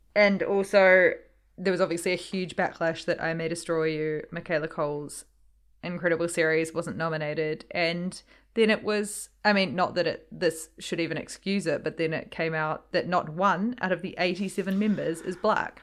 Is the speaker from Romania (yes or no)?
no; New Zealand; growing up in New Zealand and being part Māori